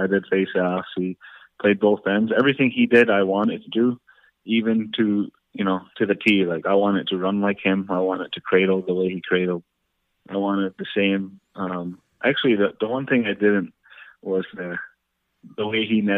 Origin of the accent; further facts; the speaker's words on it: Onondaga Reservation, New York, United States; growing up on Onondaga Reservation